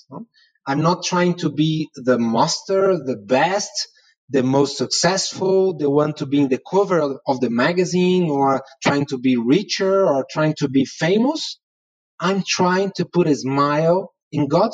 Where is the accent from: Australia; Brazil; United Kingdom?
Brazil; I'm from Brazil